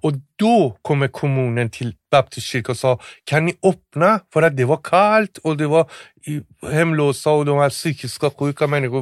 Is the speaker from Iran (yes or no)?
yes; Tehran, Tehran Province, Iran; Swedish is a second language; moved away as an adult; now in Sweden; jag är från Teheran